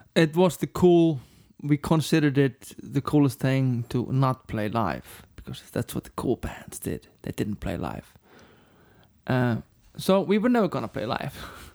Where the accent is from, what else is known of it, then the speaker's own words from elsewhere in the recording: Reykjavík, Capital Region, Iceland; We grew up on the other side of the lake. Breiðholt